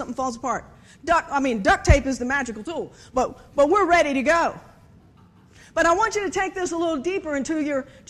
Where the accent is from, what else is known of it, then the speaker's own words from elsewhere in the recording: Virginia, United States; I am obviously from Virginia